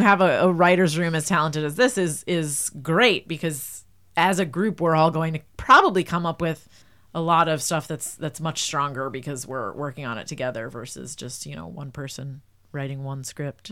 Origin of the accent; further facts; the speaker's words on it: New Jersey, United States; I'm from New Jersey